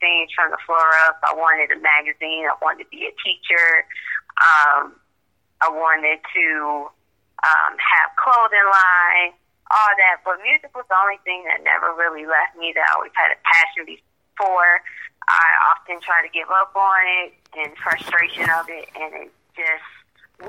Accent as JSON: {"language": "English", "town": "Joliet", "region": "Illinois", "country": "United States", "said": "I'm from Joliet, Illinois"}